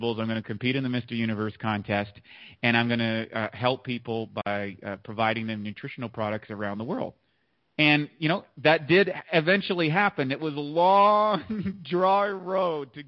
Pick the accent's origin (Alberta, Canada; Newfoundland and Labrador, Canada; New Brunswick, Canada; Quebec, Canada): New Brunswick, Canada; eastern Canada, northeast of Maine; also born or lived in Toronto, Ontario, Canada; I just kind of grew up in eastern part of Canada. I was born in Toronto, but then I moved out to the sticks, just a little slightly northeast of Maine in the United States